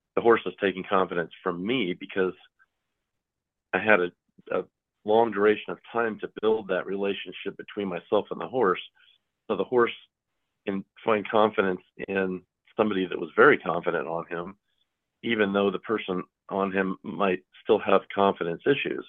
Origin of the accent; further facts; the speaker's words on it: Pasadena, California, United States; moved away; also born or lived in Kentucky; I grew up out west in Pasadena, California where my mother was a professional horse trainer